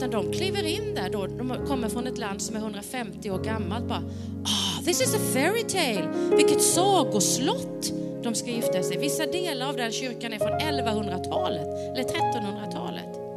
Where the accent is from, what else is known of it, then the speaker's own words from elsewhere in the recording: Sweden; vi är från samma land